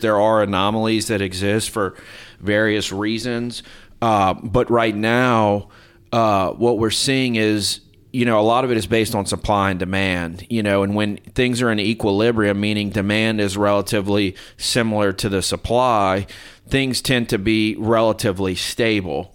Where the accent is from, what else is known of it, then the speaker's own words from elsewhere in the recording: Lafayette, Louisiana, United States; also born or lived in Minneapolis, Minnesota; I'm from Lafayette, South Louisiana.